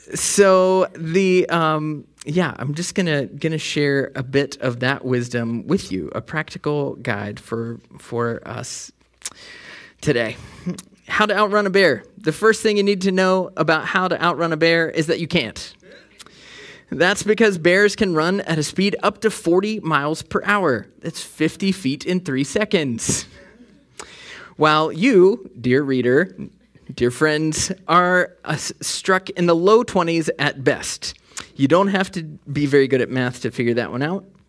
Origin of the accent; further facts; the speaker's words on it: West Virginia, United States; I'm from West Virginia. we don't really put the G on the end of things